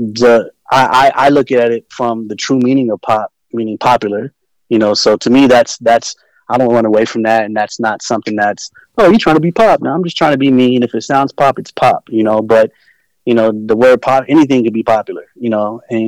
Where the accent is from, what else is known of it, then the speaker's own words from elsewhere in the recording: West Coast, United States; I'm from the West Coast